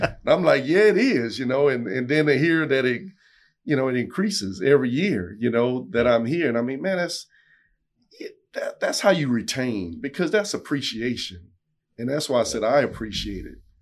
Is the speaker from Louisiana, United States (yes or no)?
yes; South Louisiana, United States; I'm from South Louisiana